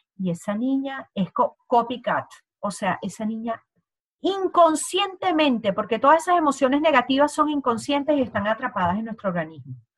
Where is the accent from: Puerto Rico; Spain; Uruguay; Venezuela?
Venezuela; moved away; ambas somos venezolanas